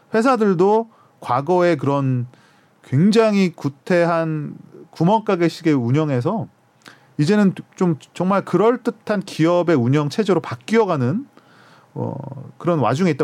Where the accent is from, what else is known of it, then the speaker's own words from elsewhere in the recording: South Korea; 한국 사람인 저의 입장에서는